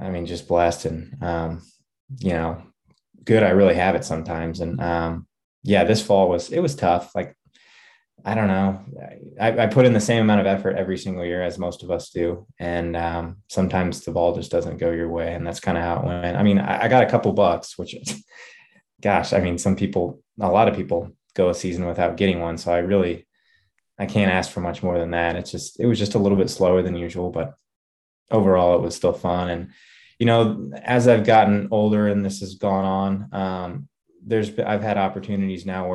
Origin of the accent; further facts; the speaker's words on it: Grain Valley, Missouri, United States; I was born and raised actually here in Kansas City, Missouri, I'll call it, but essentially I'm about 40 minutes to the east of there in a town called Grain Valley